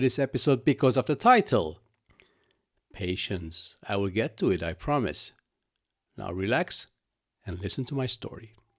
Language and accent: English; Lebanon; moved away as an adult; also born or lived in Cyprus; I was born in Lebanon and practically grew up with the civil war that ravaged that country.